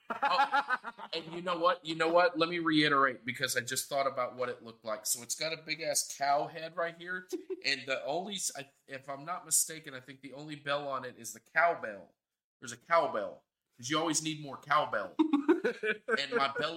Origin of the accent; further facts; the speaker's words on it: Mississippi, United States; I was born there. Mississippi.